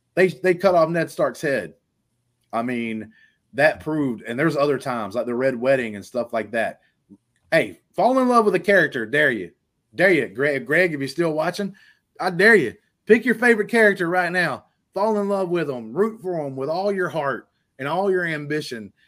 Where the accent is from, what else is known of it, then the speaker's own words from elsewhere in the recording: Alabama, United States; I'm from Alabama